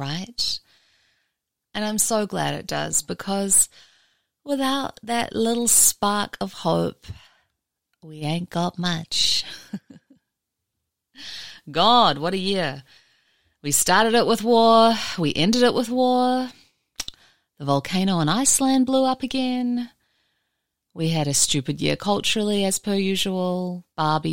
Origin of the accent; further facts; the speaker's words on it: New Zealand; now in Mojave Desert, United States; I'm a New Zealander